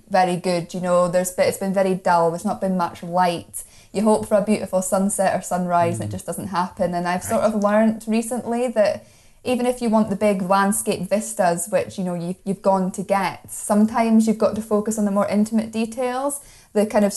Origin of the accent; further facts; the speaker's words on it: Moray Coast and Aberdeenshire, Scotland, United Kingdom; I'm from the Moray Coast and Aberdeenshire region myself